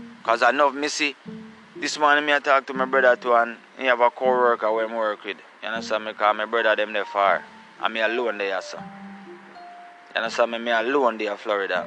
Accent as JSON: {"language": "English", "region": "Saint Catherine", "country": "Jamaica", "said": "I come from Gullin Grove, St. Catherine, the borderline of St. Mary and St. Catherine. So where me come from"}